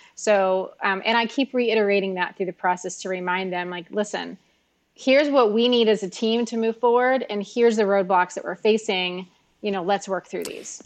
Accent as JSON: {"language": "English", "town": "Miami", "region": "Florida", "country": "United States", "tie": "born or raised there", "said": "I was born and raised here in Miami in South Florida"}